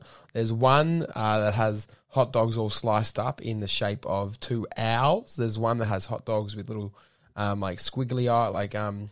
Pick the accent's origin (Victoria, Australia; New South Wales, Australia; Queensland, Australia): Victoria, Australia; Yarra Valley; I grew up in the bush in the Yarra Valley